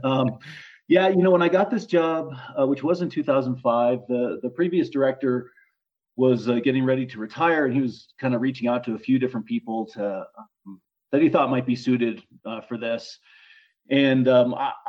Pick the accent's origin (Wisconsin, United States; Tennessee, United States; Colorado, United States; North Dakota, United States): Colorado, United States; Boulder; now in Leadville, United States; I grew up in Boulder, Colorado, on the Front Range